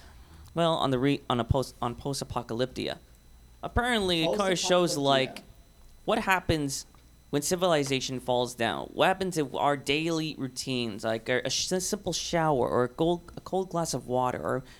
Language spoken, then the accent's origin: English; Hermosillo, Sonora, Mexico; moved away; Well, I'm actually from Sonora, Hermosillo.